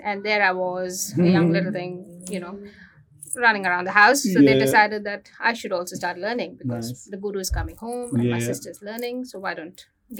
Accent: Hyderabad, Telangana, India; moved away as an adult; now in Australia; So I'm a Hyderabadi. Born and brought up in Hyderabad.

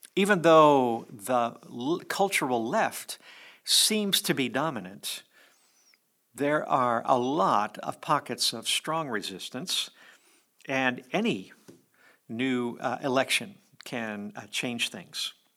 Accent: United States; we American Christians

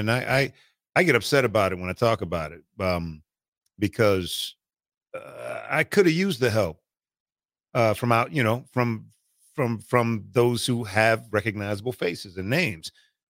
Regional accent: Omaha, Nebraska, United States; moved away; No, I'm born and raised. I'm Nebraska bred, Omaha, Nebraska. From grade school, from Wakanda to Nathan Hale to I split high schools, Northwest and Creighton Prep

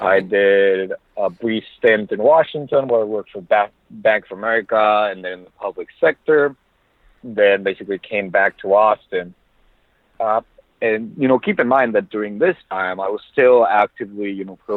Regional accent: Monterrey, Nuevo León, Mexico; English is a second language; now in United States; I was born originally in Monterrey, Mexico, so that's basically 3 hours south from Laredo

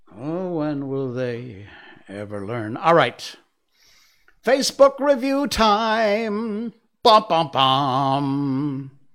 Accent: United States; now in Malaysia; Being American

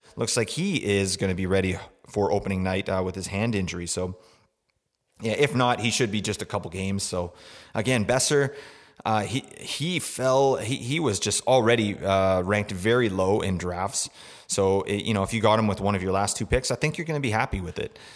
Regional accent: Vancouver, British Columbia, Canada; I am from Vancouver

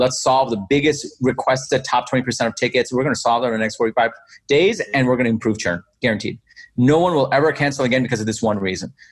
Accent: New York City, New York, United States; also born or lived in Bangladesh; So I was born in Bangladesh, and I grew up in Queens, New York. I moved here when I was 10.

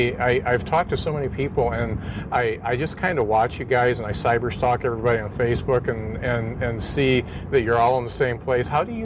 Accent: Mishawaka, Indiana, United States; I'm from Mishawaka and I'm rooting for South Bend.

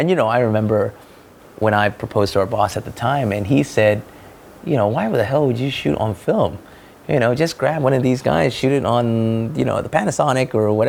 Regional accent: Malaysia; I come from Malaysia, right? With the land of the cheap.

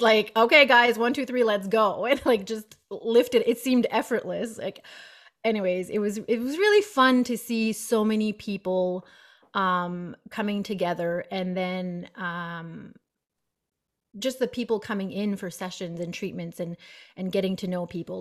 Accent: Moncton, New Brunswick, Canada; moved away as an adult; also born or lived in Fredericton; I was from Moncton, so two hours away.

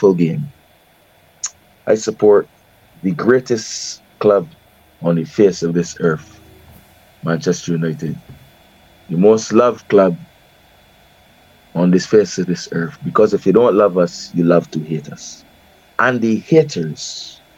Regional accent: Barbados; accent: Bajan; my Bajan accent

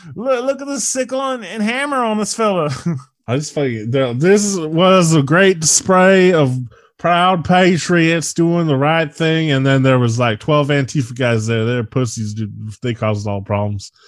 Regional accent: United States

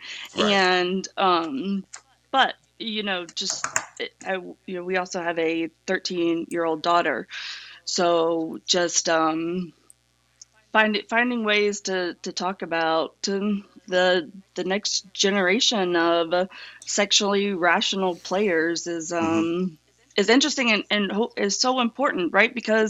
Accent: the South, United States; So, my background, you know, I'm from the South, and I was raised Southern Baptist.

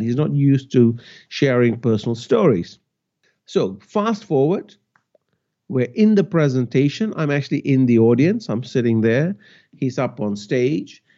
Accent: Malaysia; I grew up in Malaysia, and my parents were teachers

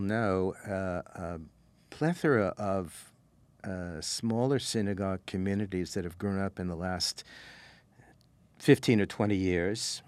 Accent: St. Louis, Missouri, United States; moved away as an adult; also born or lived in Claremont, California / Toronto; I grew up in Saint Louis, moved to L A when I was eighteen to go to college here in Claremont.

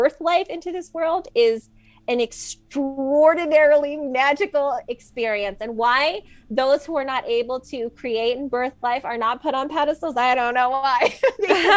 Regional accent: New York, United States; I'm a New Yorker

